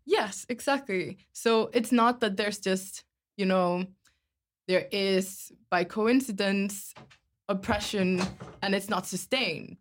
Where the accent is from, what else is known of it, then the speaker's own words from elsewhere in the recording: Iceland; moved away as an adult; now in Amsterdam, Netherlands; I am from Iceland originally and have been living in Amsterdam now for two years